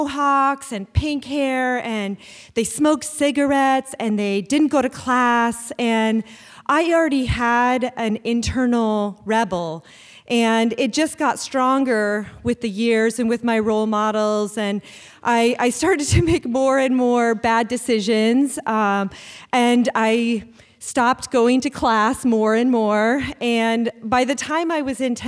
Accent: Anchorage, Alaska, United States; I grew up here in Anchorage

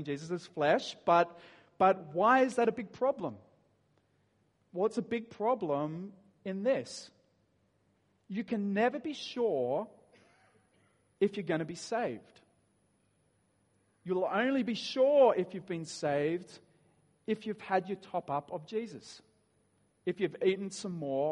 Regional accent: Dapto, New South Wales, Australia; I grew up in Dapto

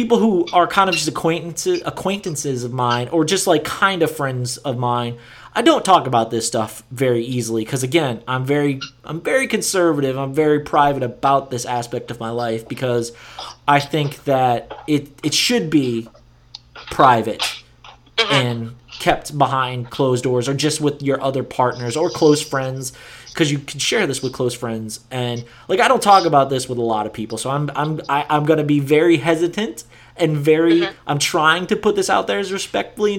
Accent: Louisiana, United States; my home state of Louisiana

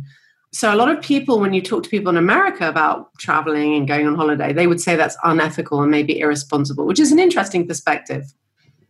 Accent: New York City, New York, United States; now in London, United Kingdom; I grew up in New York. That's certainly spending my formative years there

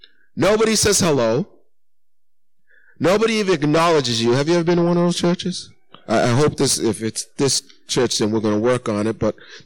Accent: Massachusetts, United States; Because though I was raised here in Massachusetts, there's one thing I know about us people from Massachusetts.

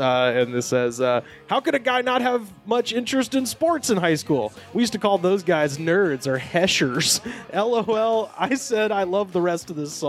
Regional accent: California, United States; I grew up in Orange County, and I used to live down the street from these pricks.

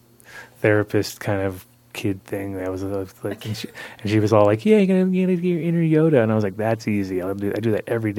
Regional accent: Rhode Island, United States; moved away; I grew up in Rhode Island when I was a kid

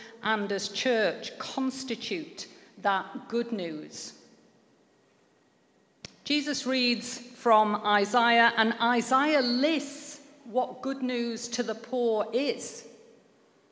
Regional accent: Manchester, North West England, United Kingdom; I grew up in Manchester

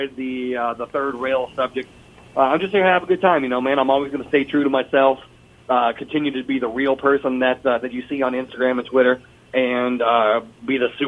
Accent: Lexington, Kentucky, United States; he is from my hometown

